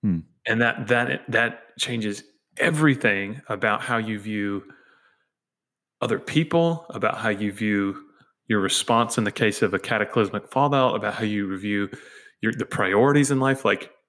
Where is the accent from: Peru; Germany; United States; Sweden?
United States; And then, yes, I am an American.